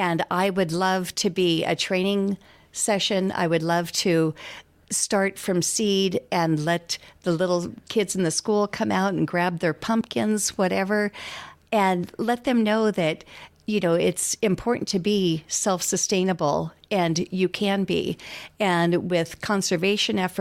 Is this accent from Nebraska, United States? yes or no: yes; McCook, Nebraska, United States; moved away; I am originally from McCook, left for 45 years, recently came back